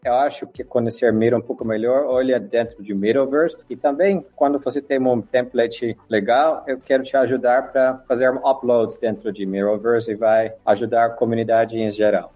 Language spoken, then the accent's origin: Portuguese; Netherlands; Portuguese is a second language; Eu sou holandês